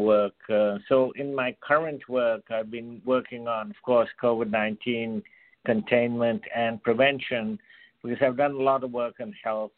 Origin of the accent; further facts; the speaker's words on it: India; I was born and brought up in India